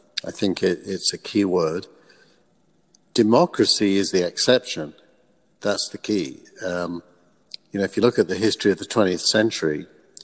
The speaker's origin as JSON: {"language": "English", "country": "United Kingdom", "also_born_or_lived": "England", "moved": "as an adult", "lives_now": "California, United States", "said": "I'm British, and that's my era. I'm roughly the same age. I'm 10 years younger than …. So I grew up with them."}